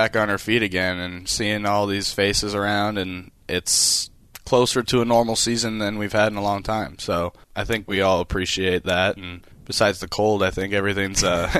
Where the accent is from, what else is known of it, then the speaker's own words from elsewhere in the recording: California, United States; I grew up right around the corner from the Angels.